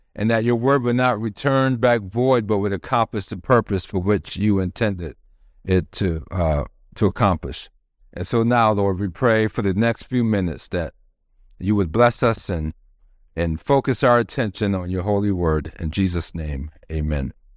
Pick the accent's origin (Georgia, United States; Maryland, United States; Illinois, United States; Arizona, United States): Maryland, United States; moved away as an adult; also born or lived in Twentynine Palms, California; now in San Diego, United States; We're from the East Coast in Maryland